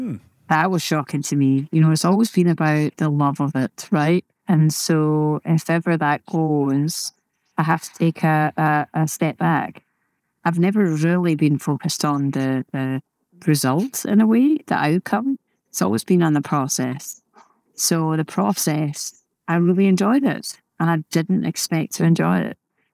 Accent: Scotland, United Kingdom; because growing up in Scotland, of course, it can be a little bit more negative sometimes.

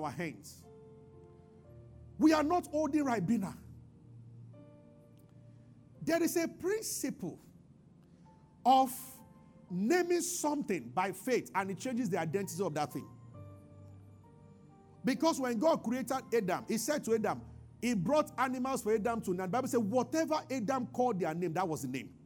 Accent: Abuja, Federal Capital Territory, Nigeria; I grew up in Abuja

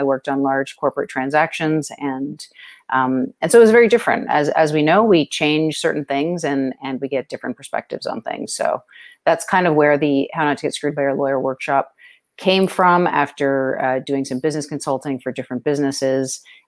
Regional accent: Toronto, Ontario, Canada; moved away as an adult; also born or lived in New York City; now in Ozark Mountains, United States; I'm originally from Toronto, Canada. That's where I grew up and went to school and started practicing law.

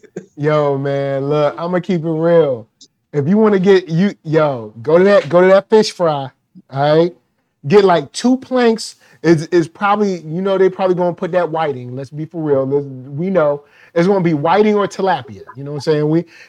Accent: the South, United States; Now that is some country, that is some country, but I'm from the South.

